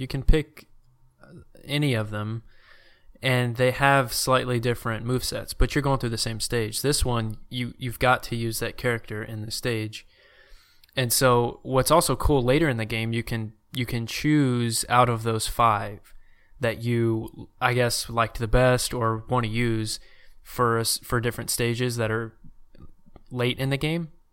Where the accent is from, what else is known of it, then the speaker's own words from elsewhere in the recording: Louisiana, United States; also born or lived in Arkansas; I'd say I'm from Louisiana if someone asked me